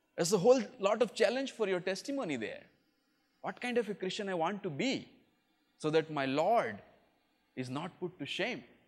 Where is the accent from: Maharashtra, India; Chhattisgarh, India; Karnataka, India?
Chhattisgarh, India; moved away; I come from northern India, I come from Chhattisgarh, which was part of another state called Madhya Pradesh earlier